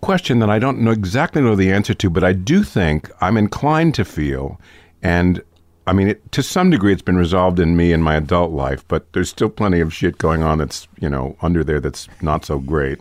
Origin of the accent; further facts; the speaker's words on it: New York City, New York, United States; I grew up in New York City